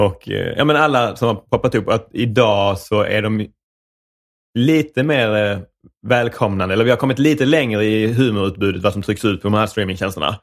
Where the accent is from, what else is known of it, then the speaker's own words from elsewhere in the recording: Rydsgård, Skåne, Sweden; accent: Skånska; jag är uppvuxen, eh, någonstans på vischan mellan Malmö och Ystad, som heter Rydsgård.